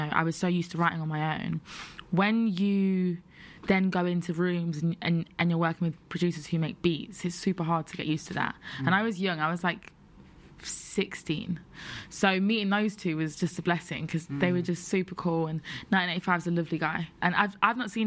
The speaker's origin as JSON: {"language": "English", "town": "Syston", "region": "East Midlands", "country": "United Kingdom", "tie": "born or raised there", "also_born_or_lived": "Birmingham", "moved": "yes", "said": "I'm from Leicester's the city, and I'm from a little town called Syston"}